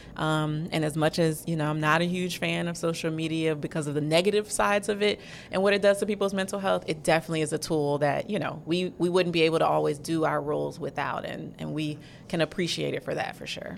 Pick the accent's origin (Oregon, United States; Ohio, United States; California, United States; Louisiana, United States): Louisiana, United States; New Orleans; moved away as an adult; also born or lived in Florida; I'm from New Orleans